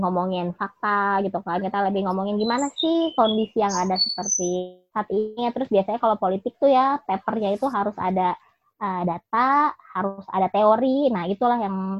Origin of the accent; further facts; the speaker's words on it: Jakarta, Indonesia; gue yang besar dan tinggal di Jakarta